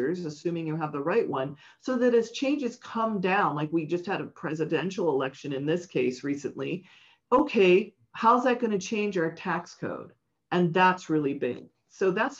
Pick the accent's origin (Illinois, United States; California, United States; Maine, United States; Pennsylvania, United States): California, United States; San Francisco; I grew up in San Francisco, a very hip area, but not rich at all